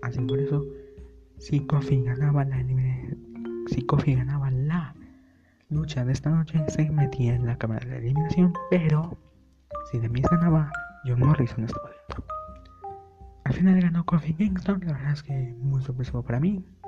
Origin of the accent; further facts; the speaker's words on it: Mexico; soy mexicano